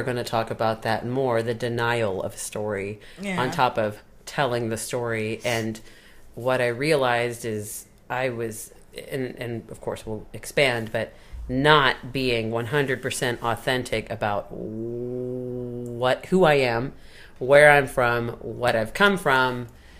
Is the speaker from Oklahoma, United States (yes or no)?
no; Dallas, Texas, United States; I'm Texan. I'm American. I'm from Dallas.